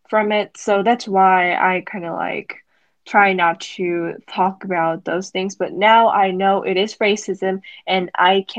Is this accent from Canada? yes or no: no; South Korea; accent: Korean; English is a second language; now in United States; strong accent. Like people usually say Korean accent, but I did have it.